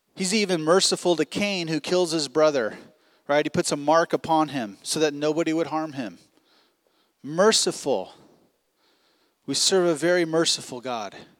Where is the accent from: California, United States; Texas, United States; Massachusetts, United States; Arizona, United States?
California, United States; Long Beach; moved away as an adult; now in Providence, United States; we come from Long Beach, California, like I said earlier, uh, where basically we spent our entire lives in about a five mile radius